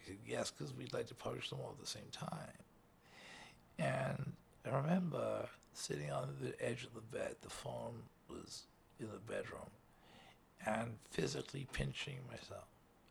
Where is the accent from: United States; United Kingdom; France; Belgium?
United Kingdom; Liverpool, North West England; I was a kid from Liverpool, you know. My dad worked on the docks